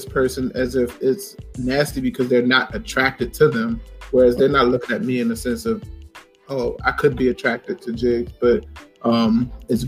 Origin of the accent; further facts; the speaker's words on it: Richmond, Virginia, United States; where I grew up in Richmond